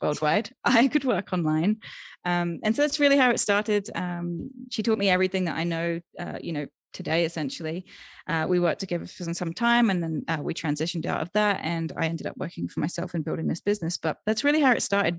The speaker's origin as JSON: {"language": "English", "country": "United Kingdom", "tie": "born or raised there", "also_born_or_lived": "Thailand / Germany / Austria", "moved": "as an adult", "lives_now": "Guanajuato, Mexico", "said": "I'm originally from the U K. I have, um, dual citizenship with the U S, but I grew up in the U K."}